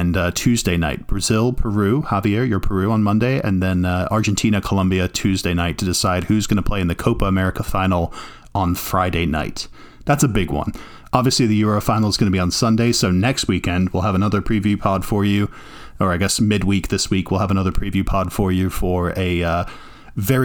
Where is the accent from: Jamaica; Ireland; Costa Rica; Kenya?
Ireland; now in United States; I'm Irish